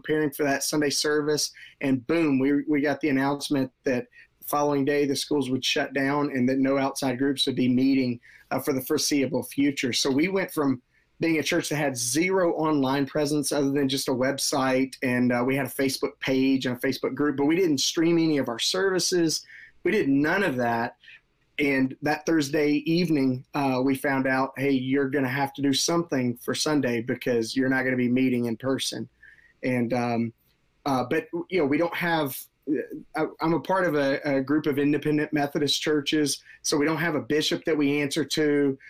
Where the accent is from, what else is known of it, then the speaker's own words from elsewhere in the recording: Marietta, Georgia, United States; Yeah, Marietta, which is a northwest suburb of Atlanta.